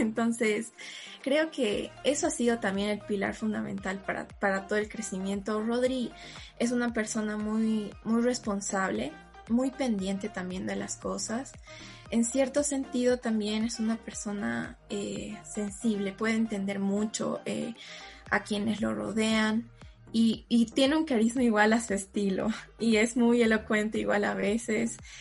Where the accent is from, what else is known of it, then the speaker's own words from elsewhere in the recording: Cochabamba, Bolivia; soy de Cochabamba